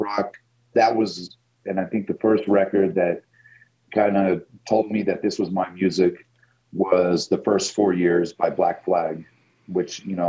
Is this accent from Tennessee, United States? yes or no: yes; Knoxville, Tennessee, United States; I grew up in Knoxville, Tennessee.